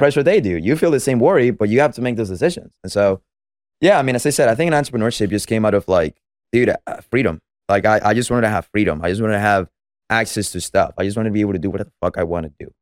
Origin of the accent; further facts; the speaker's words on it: Venezuela; moved away; I'm from Venezuela, as I said, so I was born and raised there